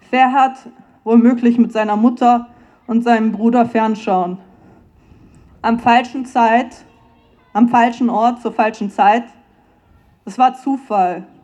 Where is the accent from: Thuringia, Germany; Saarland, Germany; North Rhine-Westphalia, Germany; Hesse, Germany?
Hesse, Germany; Frankfurt; now in Vienna, Austria; ich bin ursprünglich aus Frankfurt, das ist eine Stunde entfernt von Hanau.